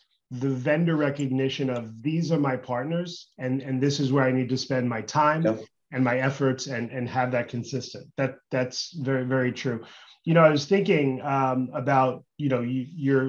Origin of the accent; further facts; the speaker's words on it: United States; even as an American